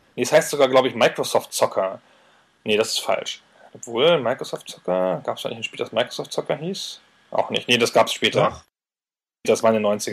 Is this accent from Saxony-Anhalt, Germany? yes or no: no; Weserbergland, Lower Saxony, Germany; Ist aber auch qua Geburt. Ich komme ja aus dem Weserbergland, also südlich von Hannover